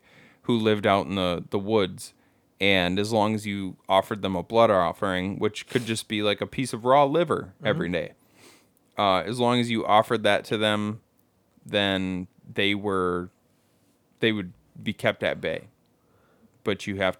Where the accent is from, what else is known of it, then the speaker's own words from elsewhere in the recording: Ireland; I can say this, because I'm Irish.